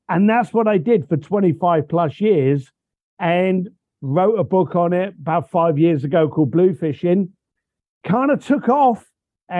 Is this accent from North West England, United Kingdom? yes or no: no; London, United Kingdom; I was born a bricklayer in London.